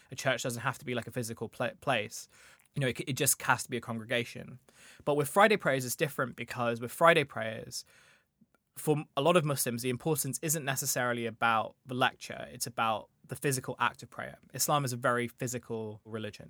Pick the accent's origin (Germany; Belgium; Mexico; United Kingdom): United Kingdom; Kent, South East England; So, I grew up in Kent where I went to a grammar school